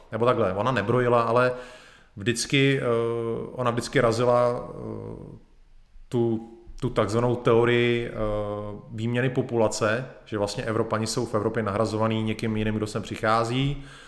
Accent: Bohemia, Czechia; u nás v Čechách

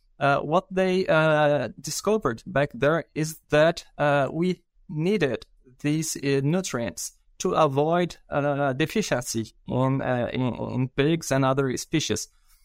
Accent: Brazil; English is a second language; I'm a veterinarian from Brazil. And I did my master and my PhD in Brazil as well.

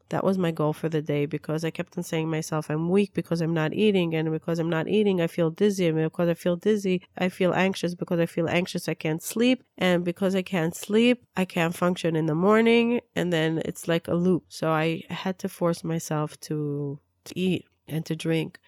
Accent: Israel; also born or lived in Peoria, Illinois, United States; I was born in Peoria, Illinois. My parents moved to Israel when I was two years old. I grew up in Israel

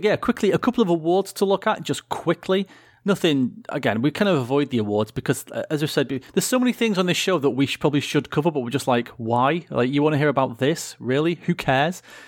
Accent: United Kingdom; as proud British people

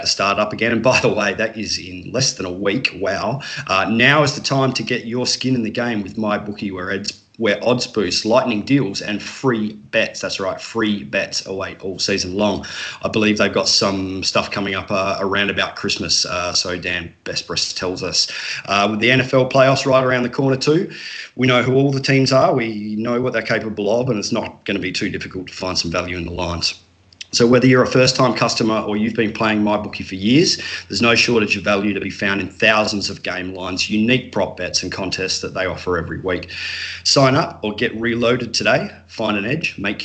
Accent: Australia; now in Adelaide, Australia; I'm obviously the Aussie contingent on the Hoopball DFS Today team. So I'm hosting here from Adelaide in South Australia

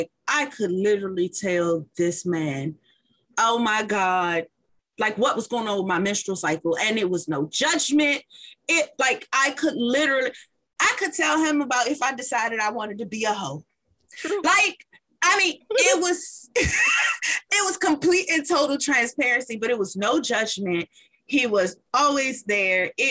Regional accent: Washington, District of Columbia, United States; I am a true Washingtonian

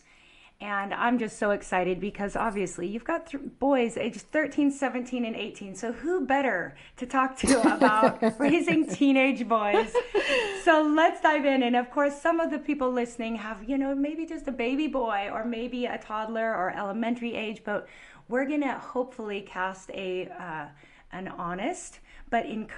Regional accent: Puget Sound, Washington, United States; I grew up on the Puget Sound

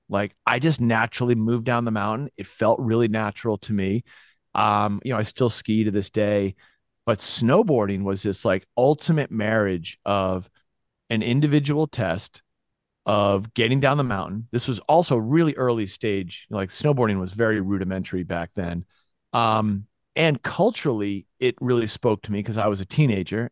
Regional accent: Winchester, Massachusetts, United States; also born or lived in Gloucester, Massachusetts; I moved to Winchester, Massachusetts, which is just outside of Boston, like a stone's throw away. And those were kind of the formative years

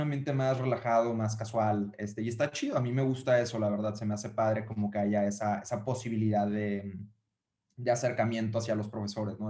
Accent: Uruapan, Michoacán, Mexico; yo soy de Uruapan, Michoacán, ¿no? Y es una ciudad súper chiquita

